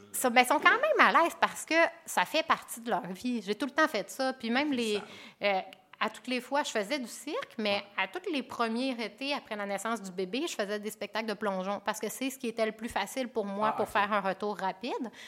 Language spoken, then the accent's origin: French; Alma and Arvida, Quebec, Canada; also born or lived in Chicoutimi, Quebec; moi, je suis native de Chicoutimi, puis j'ai grandi à Alma et à Arvida